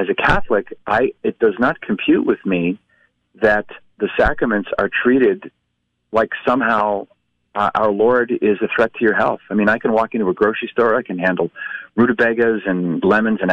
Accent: Halifax, Nova Scotia, Canada; now in United States; I'm from Halifax

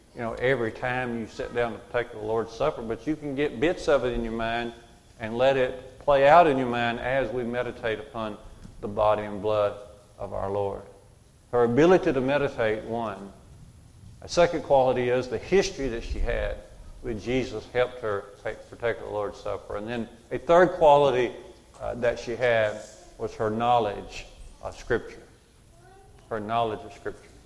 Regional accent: United States; Growing up in Curry Church of Christ, I did in Walker County

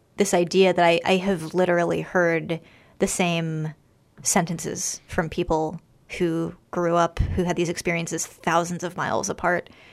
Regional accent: Washington, District of Columbia, United States; I grew up in Washington, D C

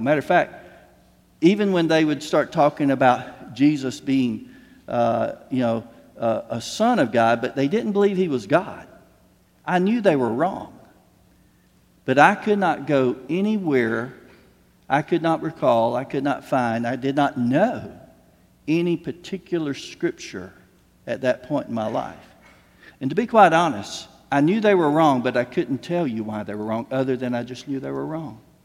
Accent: Slocum, Texas, United States; I'm from Slocum, at that point, we were six miles outside of Slocum, uh, our, our, family farm

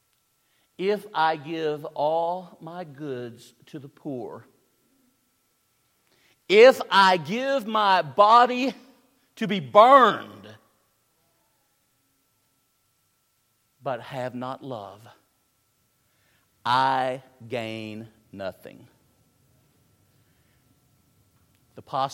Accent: Tennessee, United States; I'm from the South. I'm from Tennessee

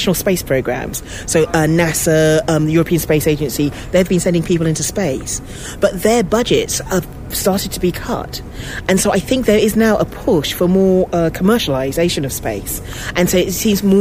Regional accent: London, United Kingdom; as a black kid growing up in London

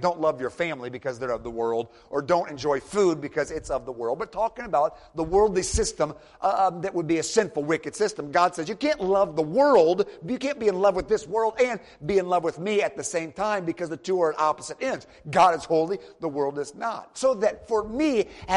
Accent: Michigan, United States; now in Tennessee, United States; I'm from Michigan originally.

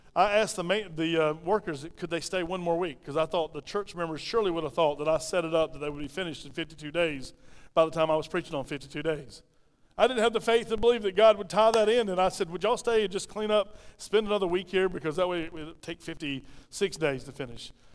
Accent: Pauline, South Carolina, United States; I mumble because I'm from Pauline, South Carolina, right? All of us mumble like this from Pauline

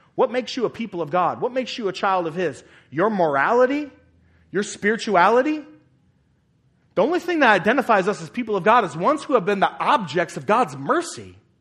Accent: United States; citizens of America

